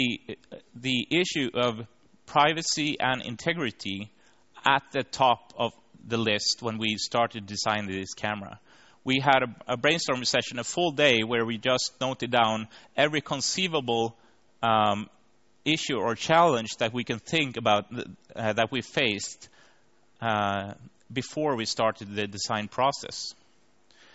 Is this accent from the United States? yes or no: no; Linköping, Östergötland, Sweden; the worldwide conference on service design was actually in my hometown in Linköping 3 years ago